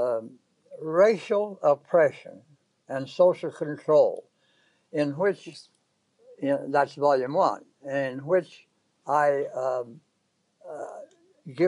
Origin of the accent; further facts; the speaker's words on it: in Kentucky and West Virginia, Appalachia, United States; moved away as an adult; also born or lived in Indiana, United States; now in Brooklyn, New York, United States; I was born in Indiana and lived there until I was 10 years old. After the rest of my time before coming to New York was spent in Appalachia, in Kentucky and West Virginia